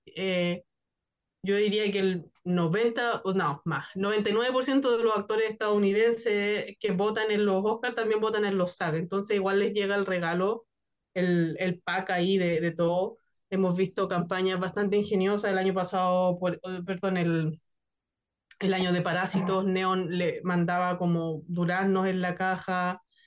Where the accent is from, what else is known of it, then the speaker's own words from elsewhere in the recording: Chile; yo que soy de Chile